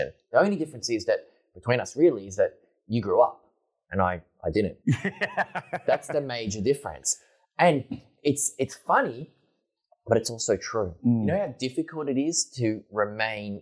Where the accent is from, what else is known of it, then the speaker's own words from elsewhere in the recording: Lysterfield, Victoria, Australia; We grew up in Listerfield